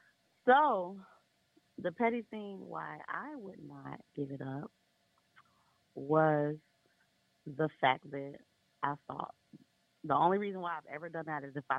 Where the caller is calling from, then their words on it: South Bend, Indiana, United States; I am calling from South Bend, Indiana.